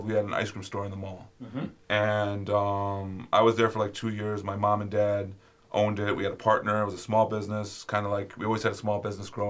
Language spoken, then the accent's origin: English; Sterling Heights, Michigan, United States; I grew up in Sterling Heights at 16 and Ryan